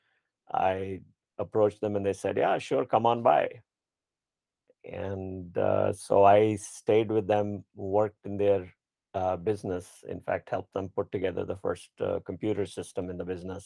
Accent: Delhi, India; moved away as an adult; also born or lived in Louisiana, United States; now in Silicon Valley, United States; I grew up in Delhi, and that's where I went to engineering school, and then came to the U.S. to do my master's

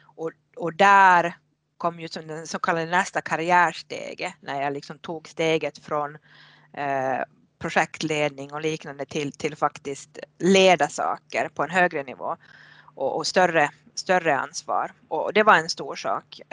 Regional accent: Haparanda, Norrbotten County, Sweden; moved away as an adult; now in Finland; född och uppvuxen i Haparanda på svenska sidan

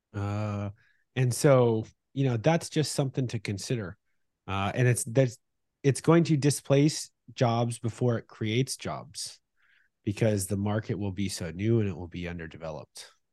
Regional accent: Northern California, United States; where we grew up in Northern California

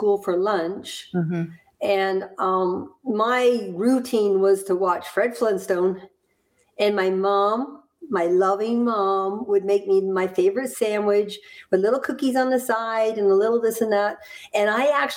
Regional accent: Hamilton, Ontario, Canada; moved away; also born or lived in Florida / Burlington, Vermont; I was born in Hamilton, Ontario, in Canada.

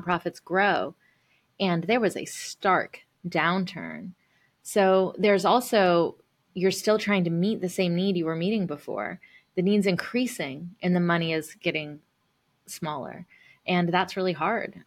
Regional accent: the South, United States; being a first generation, um, Indian American, uh, growing up in the South

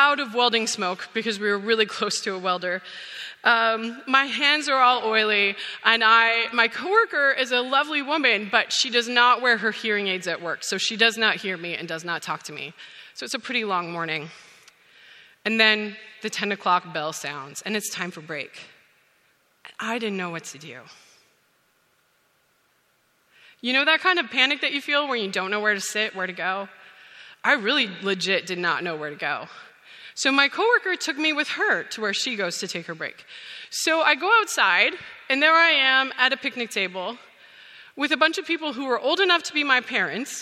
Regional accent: Saskatchewan, Canada; moved away as an adult; I grew up on a grain farm

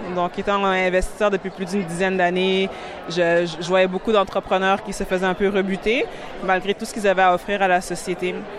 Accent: Montreal, Quebec, Canada; also born or lived in Burundi; J'ai grandi à Montréal et donc c'est venu plus d'un constat où Ma famille a immigré du Burundi ici

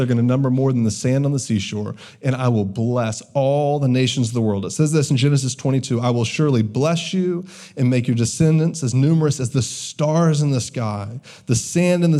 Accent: the South, United States; I grew up in the South.

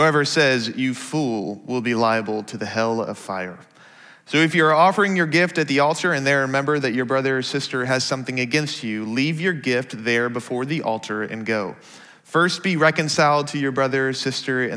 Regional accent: Dallas, Texas, United States; now in Seattle, United States; I grew up in the Dallas area, which means I was taught how to drive as a Texan

